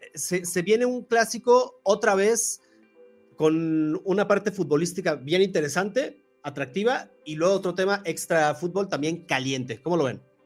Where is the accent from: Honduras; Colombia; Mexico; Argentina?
Mexico